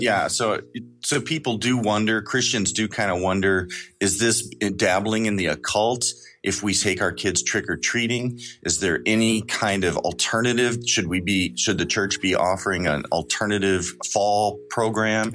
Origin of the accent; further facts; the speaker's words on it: Kansas City, Missouri, United States; I'm from Kansas City, Missouri